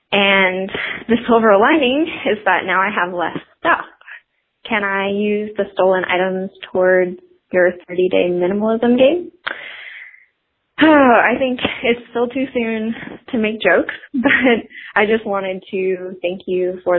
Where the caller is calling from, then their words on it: Atlanta, Georgia, United States; I'm calling from Atlanta, Georgia.